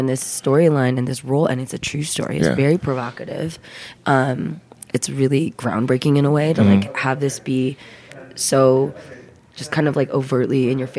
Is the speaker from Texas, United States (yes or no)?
no; Bay Area, California, United States; also born or lived in Los Angeles; I grew up in the Bay Area. I started in the Bay Area.